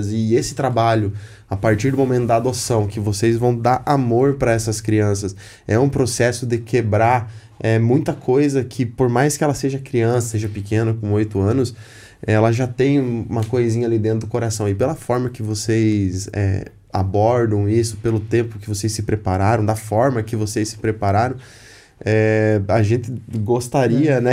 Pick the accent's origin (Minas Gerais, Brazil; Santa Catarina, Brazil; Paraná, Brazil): Paraná, Brazil; Candói; Eu tenho uma amiga, ela é psicóloga da Casa Lar, lá do Candói. A gente é do Candói.